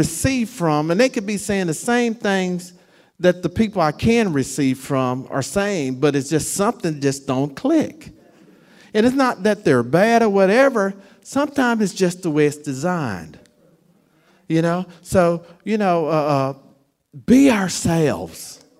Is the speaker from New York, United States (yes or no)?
no; Florida, United States; God sent me up north a few years back, and I'm from Florida